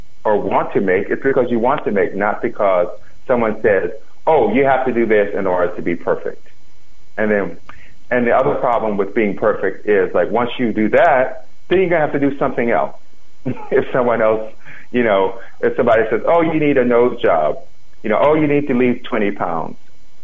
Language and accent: English; the South, United States; I'm from the South, I'm African American